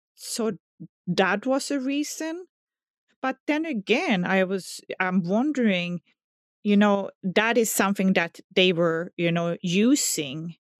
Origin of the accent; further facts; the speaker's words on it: southern Sweden, Sweden; English is a second language; moved away; Well, I grew up in southern Sweden, so, you know, everybody by now can hear my accent, so they know I'm not from America.